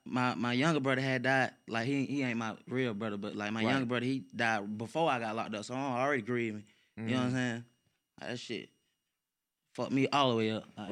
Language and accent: English; Stone Mountain, Georgia, United States; I ain't from Atlanta. I'm from Stone Mountain.